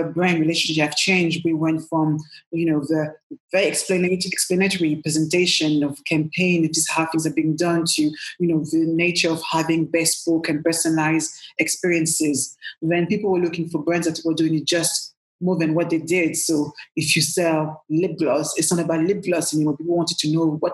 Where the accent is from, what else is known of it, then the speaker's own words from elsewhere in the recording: Paris, Île-de-France, France; also born or lived in Cameroon; now in London, United Kingdom; as you can hear from my accent, I was born in Paris. I'm French born, proud Cameroonian as well. And I came to London, you know, a while ago now